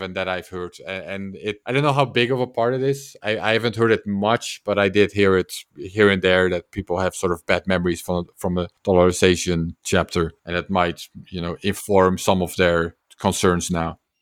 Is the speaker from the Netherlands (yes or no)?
yes; Netherlands; I'm from the Netherlands